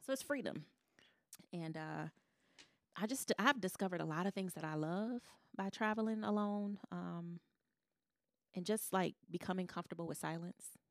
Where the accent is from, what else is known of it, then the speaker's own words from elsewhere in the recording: Detroit, Michigan, United States; I'm a girl from Detroit, a black girl from Detroit